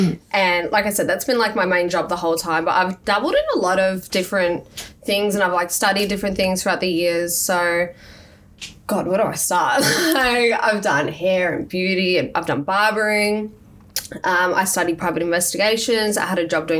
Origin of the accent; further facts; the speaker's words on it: Melbourne, Victoria, Australia; moved away as an adult; now in Gold Coast, Australia; I grew up in Melbourne